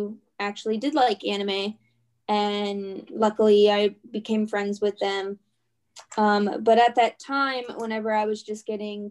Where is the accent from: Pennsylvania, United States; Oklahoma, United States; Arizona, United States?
Pennsylvania, United States; Pittsburgh; I am from Pittsburgh, Pennsylvania